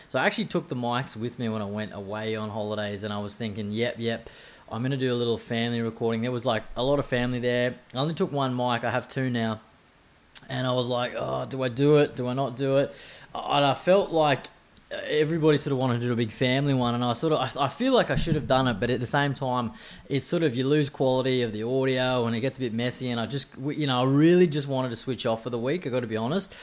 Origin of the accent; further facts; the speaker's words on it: Brisbane, Queensland, Australia; now in Sunshine Coast, Australia; I come from Brisbane